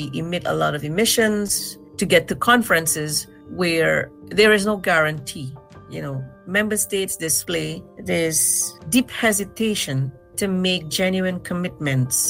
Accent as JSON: {"language": "English", "country": "Guyana", "said": "I'm from Guyana in South America"}